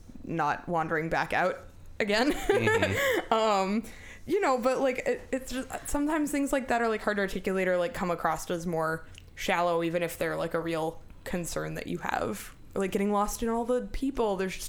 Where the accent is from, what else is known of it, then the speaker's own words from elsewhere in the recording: Iowa, United States; moved away; Like, there were no buses in my hometown growing up. There were no subways. There were like 12,000 people in the whole town, and that's pretty big for Iowa